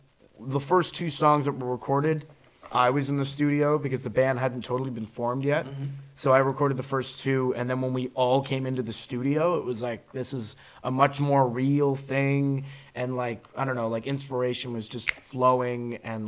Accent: Florida, United States; also born or lived in Summerside, Prince Edward Island; now in Prince Edward Island, Canada

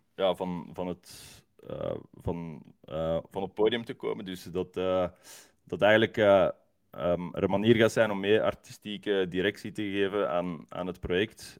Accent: Leuven, Flanders, Belgium; als Leuvenaar

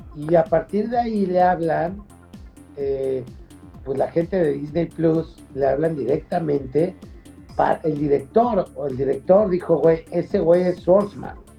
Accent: Mexico; como mexicano

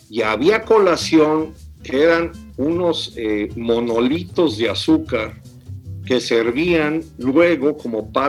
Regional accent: United States; Para mí fue un descubrimiento que yo crecí fuera de México y yo crecí en Estados Unidos.

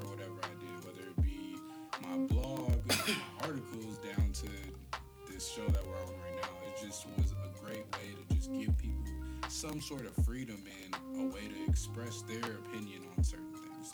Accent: Riverside, California, United States; also born or lived in Sacramento; I hail from Riverside, California, the east to be exact

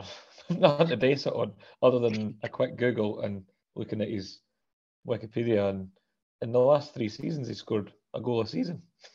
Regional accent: Scotland, United Kingdom; But as a Scottish person

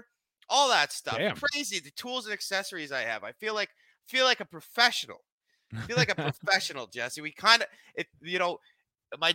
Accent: Canada; I'm a proud Canadian.

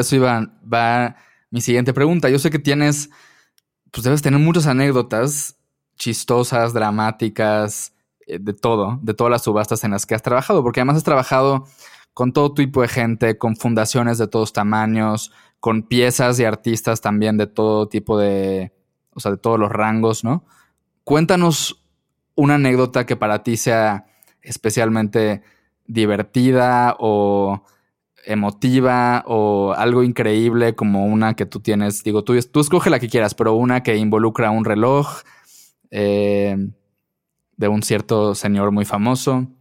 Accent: Mérida, Yucatán, Mexico; yo soy de Mérida

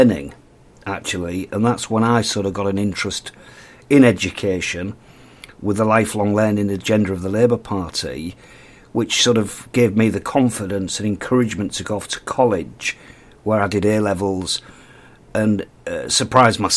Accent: Hull, Yorkshire and the Humber, United Kingdom; born and bred in Hull

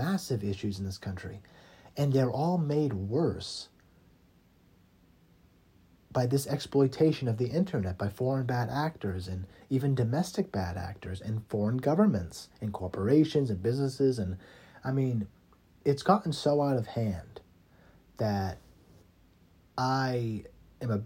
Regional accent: United States; to be living in as an American.

